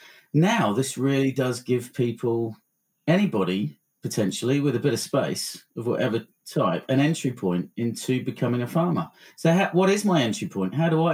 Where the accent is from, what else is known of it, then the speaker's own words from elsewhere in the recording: Blackpool, North West England, United Kingdom; I was born in Blackpool, and my dad was from Blackburn